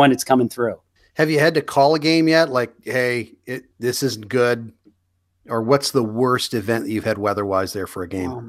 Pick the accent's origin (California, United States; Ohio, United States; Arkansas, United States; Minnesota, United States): Minnesota, United States; born there; I was born in Minnesota.